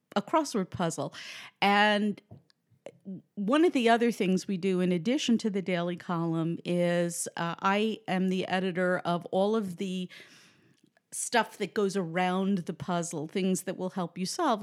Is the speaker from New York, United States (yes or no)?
yes; New York City, New York, United States; moved away as an adult; also born or lived in Manhattan; now in New Jersey, United States; I grew up in the Bronx